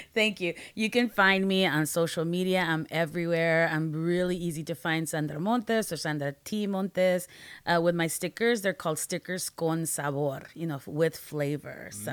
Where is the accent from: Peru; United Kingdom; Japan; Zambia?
Peru; also born or lived in Guatemala; now in United States; I'm a Latina, I'm an immigrant from Peru, I lived in Peru, Guatemala, and then we came to the States